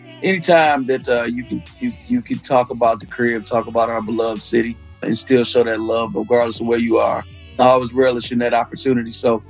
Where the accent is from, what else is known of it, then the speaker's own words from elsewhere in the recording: Detroit, Michigan, United States; moved away; also born or lived in Alabama; Born and raised in Detroit. Dad went to Chadsey. My mom's from Alabama, fellow HBCU graduate as well. Right after college, she moved to Detroit, met my dad.